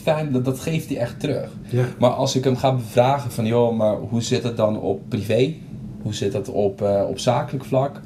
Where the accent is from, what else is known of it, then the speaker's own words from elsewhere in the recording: Curaçao; moved away as an adult; now in Netherlands; Ik kom oorspronkelijk uit Curaçao